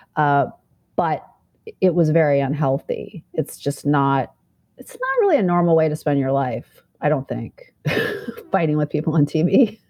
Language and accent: English; Fairbanks, Alaska, United States; moved away; also born or lived in Manhattan, New York; I grew up in Fairbanks, Alaska, very conservative, small town mentality